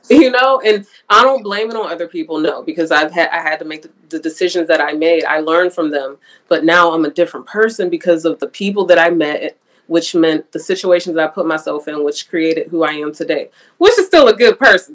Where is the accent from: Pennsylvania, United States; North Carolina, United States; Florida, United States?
Pennsylvania, United States; Pittsburgh; moved away as an adult; now in Houston, United States; Pittsburgh, but that don't count because it's my hometown